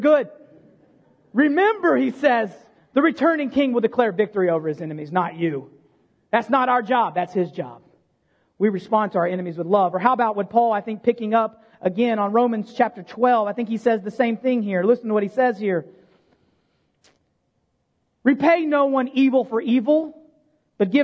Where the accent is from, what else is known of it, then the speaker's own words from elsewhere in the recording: United States; as Americans